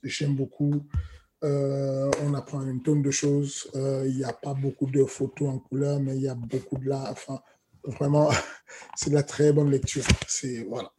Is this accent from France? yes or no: no; Cameroon; moved away; j'ai grandi au Cameroun